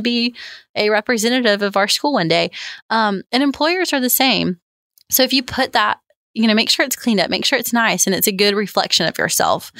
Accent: the South, United States; growing up in the South

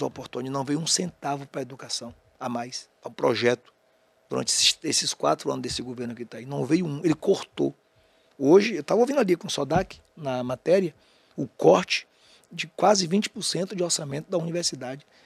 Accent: Jequié, Bahia, Brazil; also born or lived in Aiquara, Bahia / Feira de Santana, Bahia; eu nasci, quando eu morava em Jequié, até 15 anos

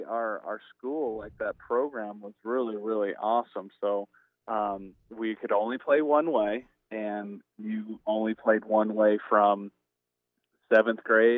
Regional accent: Artesia, New Mexico, United States; I grew up in New Mexico, small town called Artesia

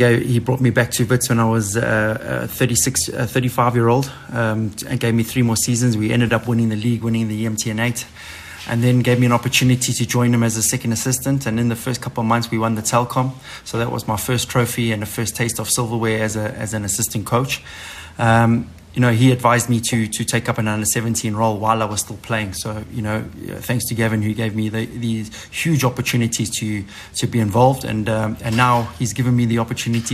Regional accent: Durban, KwaZulu-Natal, South Africa; we're all from Durban

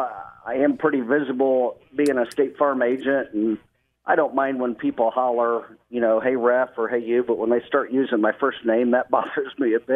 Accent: Lafayette, Indiana, United States; I'm from Lafayette. Went to Lafayette or West Lafayette Harrison High School. Graduated in 1984

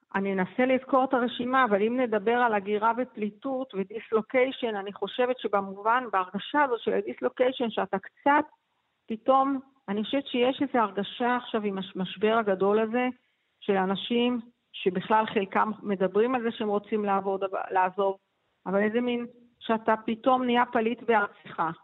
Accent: Ramat Gan, Tel Aviv District, Israel; גדלתי בש, ברמת חין

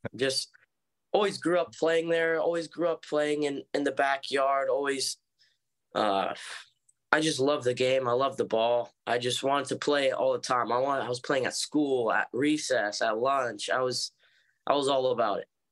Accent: Oceanside / Cardiff by the Sea, San Diego, California, United States; grew up in Oceanside, um, until I was about eight years

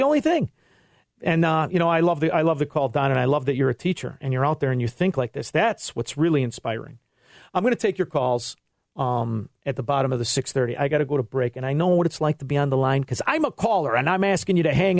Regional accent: Chicago, Illinois, United States; I'm from Chicago

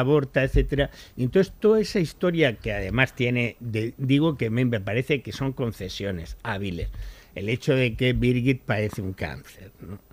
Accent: Spain; los españoles, pese a todo, seguimos

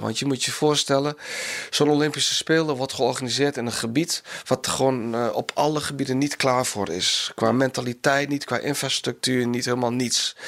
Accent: Enschede, Overijssel, Netherlands; now in South Korea; ik kom zelf uit Enschede, of tenminste ben ik er opgegroeid

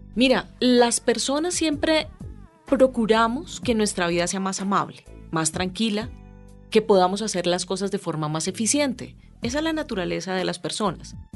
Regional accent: Ibagué, Tolima, Colombia; now in Bogotá, Colombia; yo ya llevo como 40 años en Bogotá, pero yo nací en Ibagué

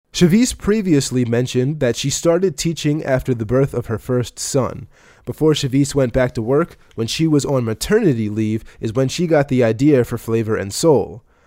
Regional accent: Baltimore, Maryland, United States; I'm from Baltimore

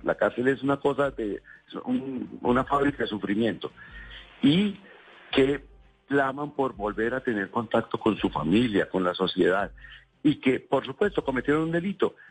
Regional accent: Bogotá, Colombia; como bogotano que también soy

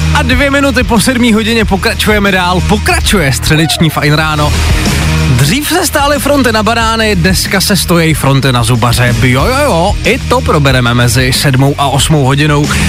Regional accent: Přerov, Olomouc Region, Czechia; kousek od mého rodného města, já jsem z Předova

